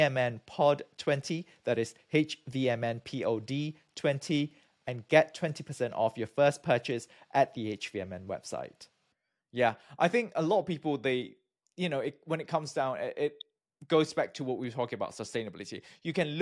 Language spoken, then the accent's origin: English; Malaysia; moved away; also born or lived in United Kingdom; I'm from Malaysia.